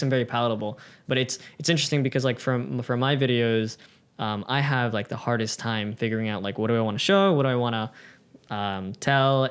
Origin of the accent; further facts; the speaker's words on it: United States; now in Japan; being an American